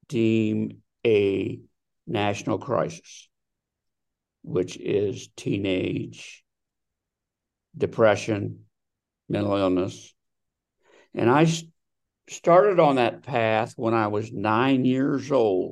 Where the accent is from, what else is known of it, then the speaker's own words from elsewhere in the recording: Delaware, Ohio, United States; now in Scottsdale, United States; I am originally from Delaware, Ohio. I now live in Scottsdale, Arizona.